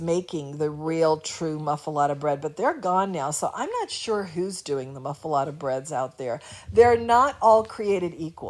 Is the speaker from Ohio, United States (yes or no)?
no; Kenner, Louisiana, United States; I'm a girl from Kenna.